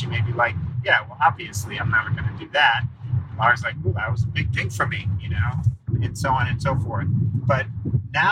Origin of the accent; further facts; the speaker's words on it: New York, United States; I'm a New Yorker